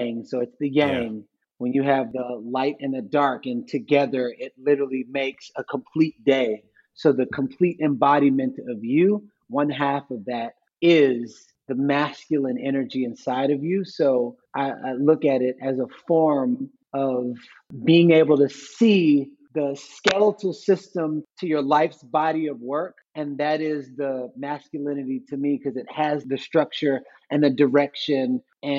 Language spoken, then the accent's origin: English; Missouri City, Texas, United States; also born or lived in Third Ward, Houston; I was born in Missouri City, Texas. I was raised in Missouri City, Texas.